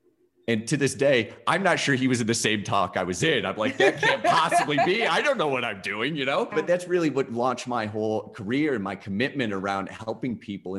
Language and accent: English; Skaneateles, New York, United States; Outside Syracuse, a town called Skinny Atlas.